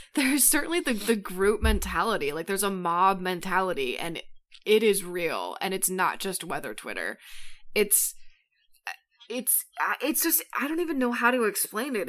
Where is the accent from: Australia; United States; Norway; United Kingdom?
United States; Colorado; I grew up in Colorado